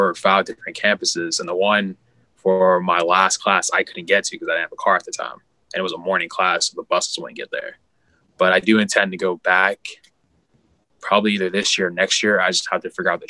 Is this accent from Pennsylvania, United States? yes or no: yes; Pittsburgh, Pennsylvania, United States; I'm from Pittsburgh